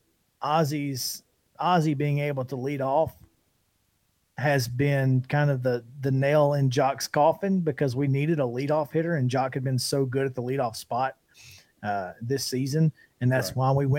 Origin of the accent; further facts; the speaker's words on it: Alabama, United States; I'm from Alabama